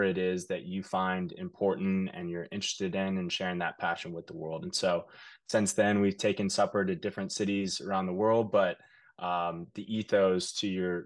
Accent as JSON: {"language": "English", "town": "Kansas City", "region": "Kansas", "country": "United States", "moved": "as an adult", "lives_now": "New York City, United States", "said": "originally I'm from Kansas City, Kansas. I moved to New York about 4 years ago"}